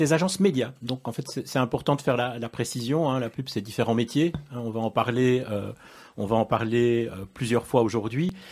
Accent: Brussels, Brussels-Capital Region, Belgium; je suis né, à mon avis, à moins de 1200 mètres d'ici, puisque je suis né euh, place Bruckmann

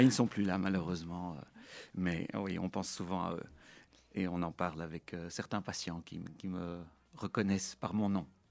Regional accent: Brussels, Brussels-Capital Region, Belgium; je suis né en 1976 à Bruxelles de parents qui sont russes

